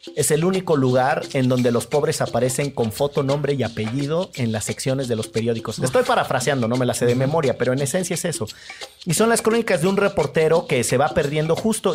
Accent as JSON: {"language": "Spanish", "town": "Orizaba", "region": "Veracruz", "country": "Mexico", "also_born_or_lived": "Monterrey", "moved": "yes", "said": "yo soy de Orizaba"}